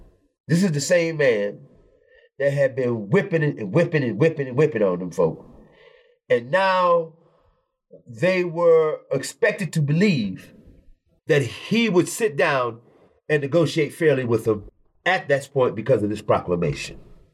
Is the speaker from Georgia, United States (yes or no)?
yes; Atlanta, Georgia, United States; I was born in 1958 in Atlanta, Georgia.